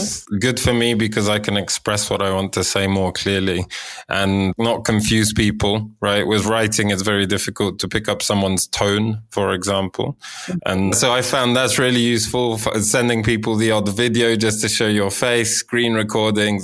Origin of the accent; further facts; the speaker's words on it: Poland; growing up in Poland.